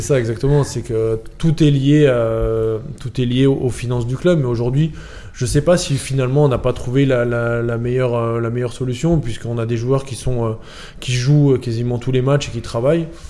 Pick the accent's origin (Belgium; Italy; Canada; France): France; Chalon-sur-Saône, Bourgogne-Franche-Comté; now in Nîmes, France; je viens de Chalon-sur-Saône